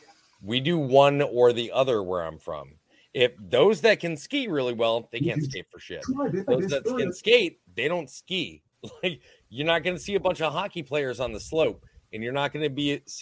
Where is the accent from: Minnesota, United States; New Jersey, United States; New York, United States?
Minnesota, United States; I'm from Southern Canada. All right. I'm from Minnesota. I'm from Southern Canada.